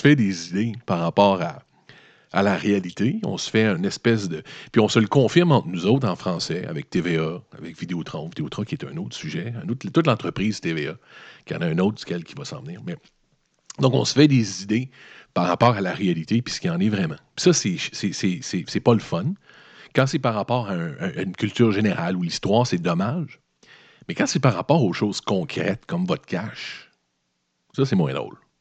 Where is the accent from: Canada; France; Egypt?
Canada; Lévis, Quebec; moi je viens de Lévis